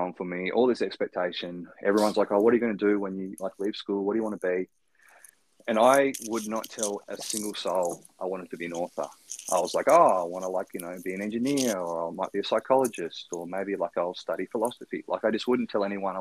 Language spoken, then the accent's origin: English; Ridgley, Tasmania, Australia; growing up in Ridgely, which is a tiny country town, northwest coast of Tasmania.